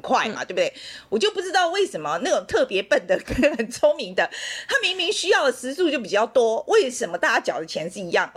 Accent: Taiwan; moved away as an adult; also born or lived in United States; 我们台湾人

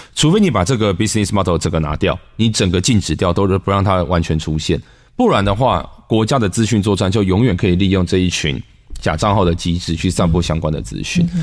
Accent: Taiwan; 我们台湾人写作都越来越像中国人了

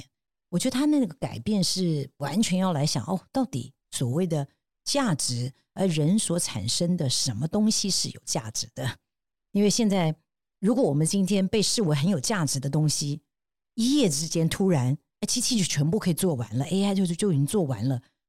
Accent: Taiwan; 那我觉得也同样的，我们台湾人是不是视野都可以更宽广，包括看超过台北，那也包括海外的别的市场啊。

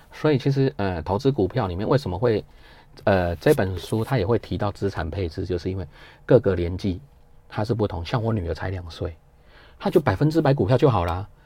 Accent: Taiwan; 我们台湾

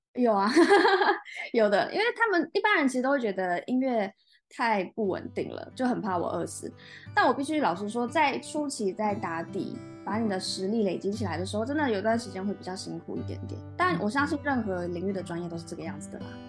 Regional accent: Taiwan

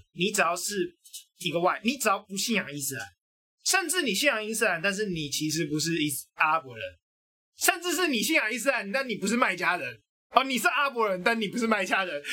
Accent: Taiwan; 我认同我是台湾人

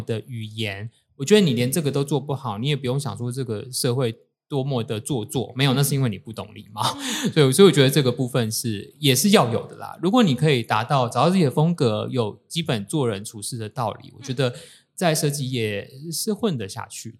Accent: Tainan, Taiwan; 我是台南人

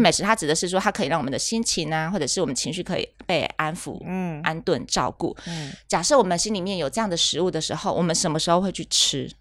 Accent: rural Kaohsiung, Taiwan; 我们乡下，高雄乡下地方就吃

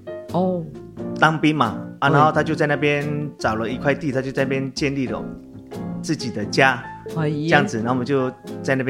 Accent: Dadi village, Taitung County, Taiwan; 我从小在大溪部落长大的。

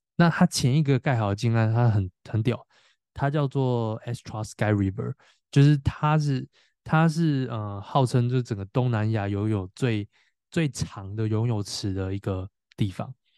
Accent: Tainan, Taiwan; 我是台南人嘛

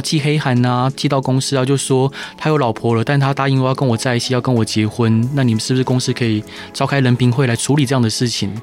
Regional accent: Taiwan; 我们台湾人非常的健忘

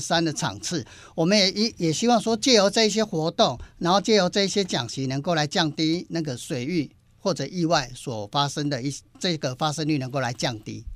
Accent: Taiwan; 我们一些台湾人

